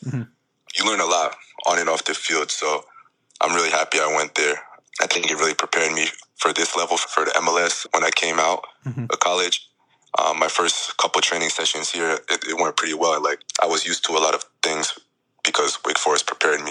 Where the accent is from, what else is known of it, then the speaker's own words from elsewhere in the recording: Jackson, New Jersey, United States; it was back in Jackson. It was my hometown